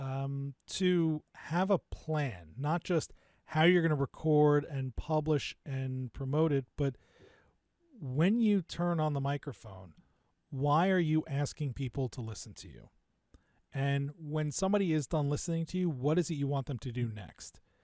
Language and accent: English; New Jersey, United States; also born or lived in New York / Miami, Florida; Parents moved out to the suburbs of New Jersey when I was pretty young, and so I grew up in New Jersey, just outside of Rutgers